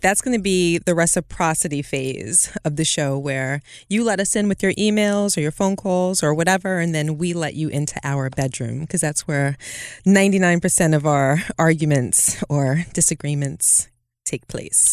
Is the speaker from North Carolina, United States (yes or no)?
no; New York City, New York, United States; I'm originally from Brooklyn.